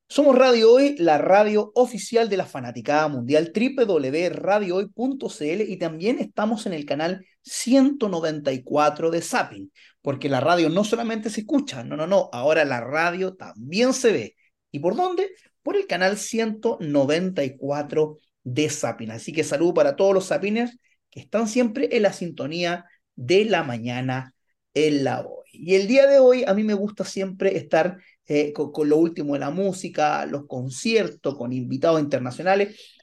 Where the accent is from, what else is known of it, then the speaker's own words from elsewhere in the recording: Antofagasta, Chile; yo soy originario de Antofagasta